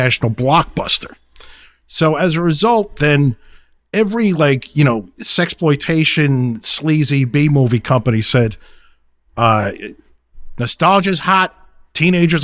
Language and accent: English; New York City, New York, United States; I grew up in Brooklyn